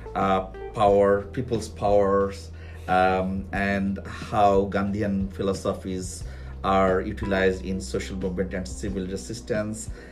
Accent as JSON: {"language": "English", "country": "Bangladesh", "said": "I'm from Bangladesh"}